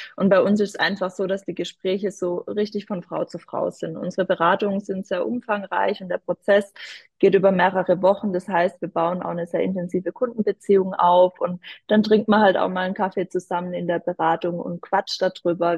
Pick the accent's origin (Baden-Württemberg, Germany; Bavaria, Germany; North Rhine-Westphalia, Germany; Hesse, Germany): Baden-Württemberg, Germany; Odenheim; in Odenheim aus dem schönen Dörfle, äh, wo ich herkomme